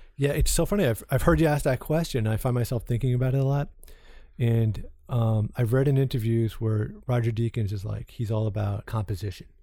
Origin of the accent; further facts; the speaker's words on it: Long Island, New York, United States; the bunch of knuckleheads I grew up with in Long Island